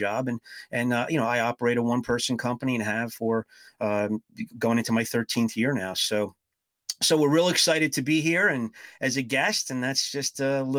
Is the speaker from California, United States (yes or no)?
no; New Jersey, United States; moved away as an adult; now in St. Louis, United States; I spent most of my childhood growing up in New Jersey and moved out to the St. Louis area about 20 years ago